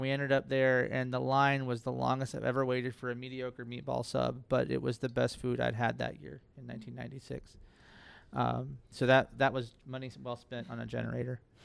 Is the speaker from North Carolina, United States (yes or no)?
yes; Fayetteville, North Carolina, United States; I lived through Fran and Floyd growing up in Fayetteville